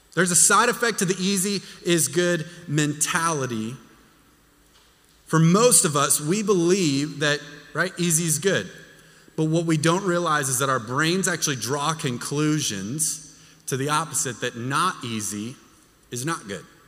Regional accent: Texas, United States; moved away; I'm from Texas. I don't do cold.

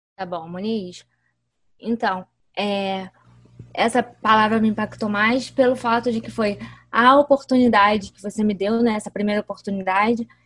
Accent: São Gonçalo, Rio de Janeiro, Brazil; E eu sou do Rio, né? São Gonçalo, da cidade de São Gonçalo.

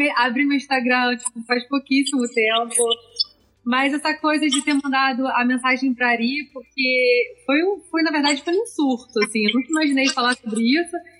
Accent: Rio de Janeiro, Brazil; eu sou carioca

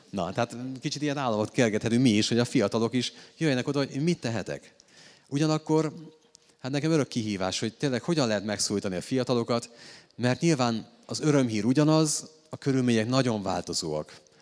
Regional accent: Hungary; én egy római katolikus magyar férfi vagyok

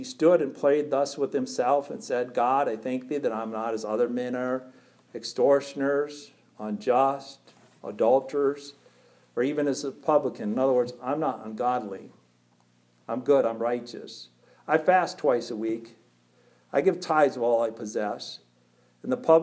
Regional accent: Pelican Rapids, Minnesota, United States; I was born first October 25th, 1969 in Pelican Rapids, Minnesota

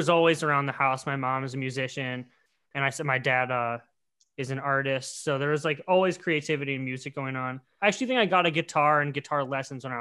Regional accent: Milwaukee, Wisconsin, United States; also born or lived in Minneapolis, Minnesota / Grand Forks, North Dakota; Grew up here in Milwaukee

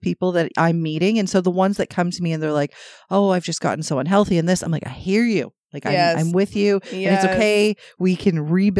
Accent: Toronto, Ontario, Canada; But we're from Toronto, so I expect fucking traffic.

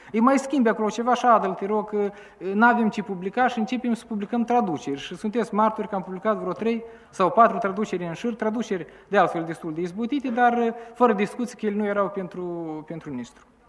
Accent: Chișinău, Moldova; aici la noi la Chișinău

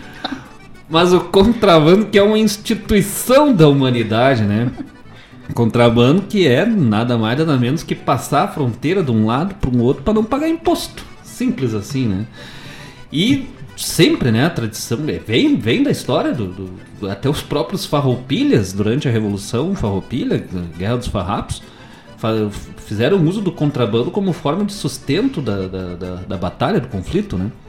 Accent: Bom Jesus, Rio Grande do Sul, Brazil; na região lá de Bom Jesus, Campos de Cima da Serra, lá de onde eu sou natural

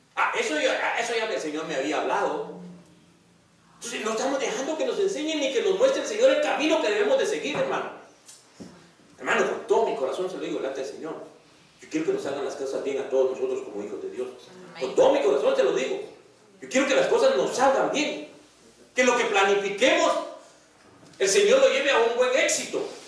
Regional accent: Guatemala; moved away; en mi país, en Guatemala

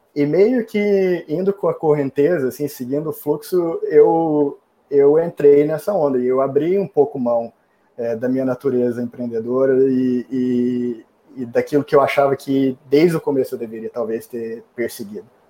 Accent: Brazil; also born or lived in New York, United States; now in Austin, United States; como bom brasileiro que adora um calorzinho

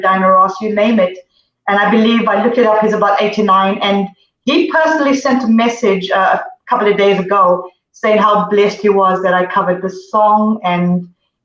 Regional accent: Zimbabwe; moved away; also born or lived in Zambia; I was born in Zambia and I grew up in Zimbabwe

